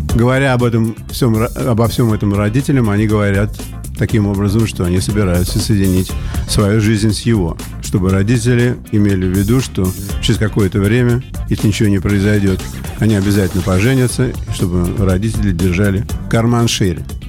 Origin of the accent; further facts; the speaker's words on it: Saint Petersburg, Russia; moved away as an adult; also born or lived in United States; я вот вернулся в родной город Петербург